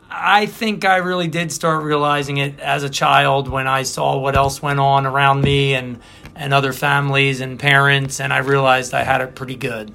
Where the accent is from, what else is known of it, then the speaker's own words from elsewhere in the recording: Philadelphia, Pennsylvania, United States; I'm from the Presentation BVM parish